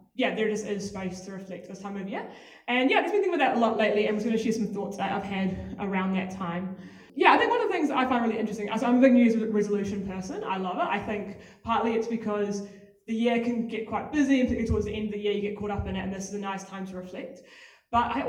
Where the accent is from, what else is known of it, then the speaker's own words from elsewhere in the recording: Auckland, New Zealand; moved away as an adult; now in Wellington, New Zealand; I was born in Auckland. I left there when I was 18, West Auckland specifically.